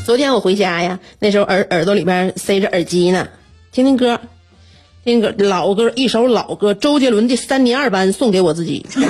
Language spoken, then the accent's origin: Chinese; Northeast China, China; 身为东北人呐，我就对这个我们北方这个四季特别分明的这种温度，我就是很习惯了